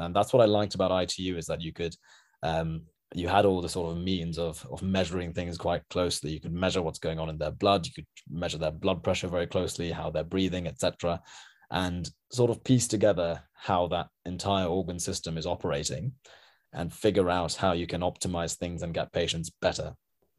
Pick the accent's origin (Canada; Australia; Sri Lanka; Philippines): Sri Lanka; because I'm from Sri Lanka originally